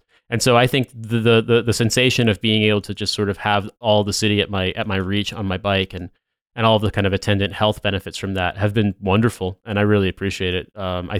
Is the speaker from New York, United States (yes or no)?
yes; New York, United States; now in London, United Kingdom; I came from New York when I moved here, so I think public transit in London is by and large much, much better.